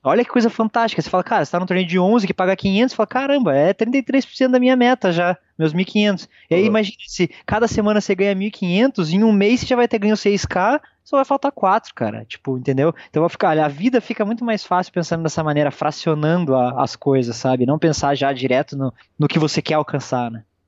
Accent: Brazil; nós que somos brasileiros

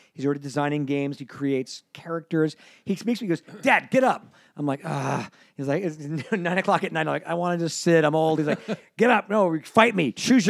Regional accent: Denver, Colorado, United States; moved away; also born or lived in Santa Monica, California; I was born in Santa Monica, St. John's. When I was four, my family emigrated to Denver.

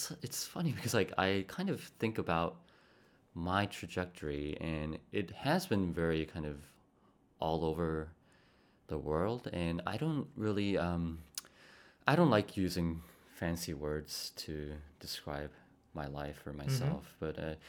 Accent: Bogotá, Colombia; born there; also born or lived in Spain / Costa Rica / Poland / South Korea; So I was born in Bogota, Colombia.

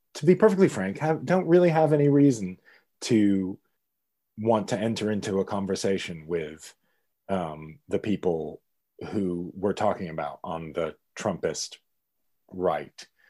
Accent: Pittsburgh, Pennsylvania, United States; born or raised there; moved away as an adult; now in United Kingdom

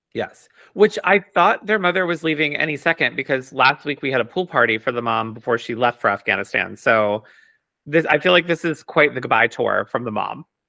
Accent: United States; I'm, like, Italian, but I'm American

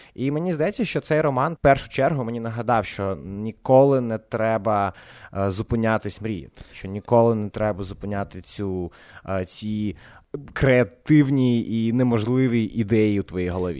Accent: Odesa, Odesa Oblast, Ukraine; accent: Odesa surzhyk; ми з Одеси, і ви розумієте, що таке Одеса і що таке українська мова в Одесі

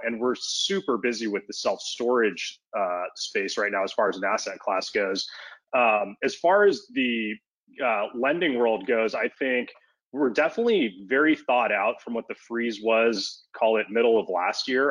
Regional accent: Los Angeles, California, United States; I'm born and raised in Los Angeles. I grew up in West LA, kind of in the Mar Vista neighborhood

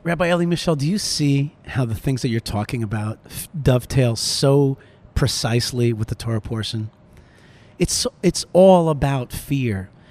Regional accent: Wayne, New Jersey, United States; moved away as an adult; now in Israel; I grew up in Wayne, New Jersey

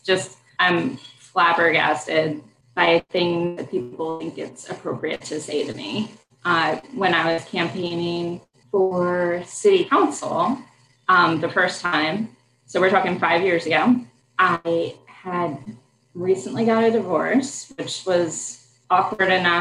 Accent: Delaware, United States; moved away as an adult; also born or lived in Syracuse / Washington, District of Columbia, United States; now in Richmond, United States; I grew up in Delaware, went to public school my whole life

